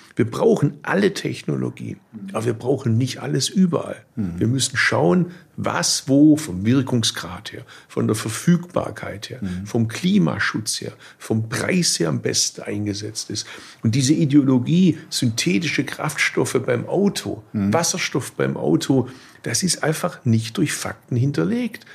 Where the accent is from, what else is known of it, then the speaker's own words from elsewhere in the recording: Swabia, Baden-Württemberg, Germany; Als Schwabe